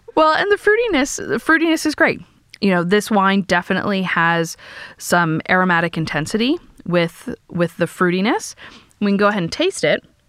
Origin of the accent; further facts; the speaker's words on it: California, United States; as a Californian, born and raised in California